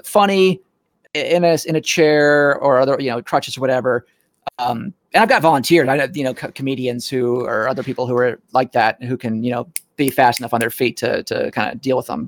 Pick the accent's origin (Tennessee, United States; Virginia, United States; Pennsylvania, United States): Tennessee, United States; Nashville; moved away; I'm from Nashville originally